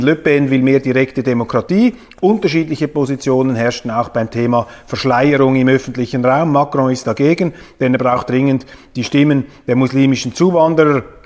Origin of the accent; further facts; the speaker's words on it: Kloten, Zurich, Switzerland; ich bin in Kloten aufgewachsen